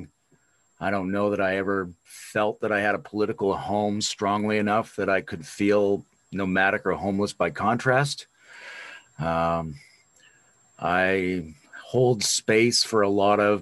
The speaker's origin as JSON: {"language": "English", "country": "Canada", "said": "I'm Canadian"}